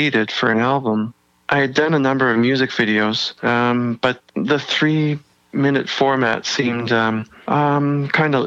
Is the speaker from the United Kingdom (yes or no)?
no; Toronto, Ontario, Canada; moved away as an adult; also born or lived in Vancouver; when I was 18, and I moved from Toronto to Vancouver.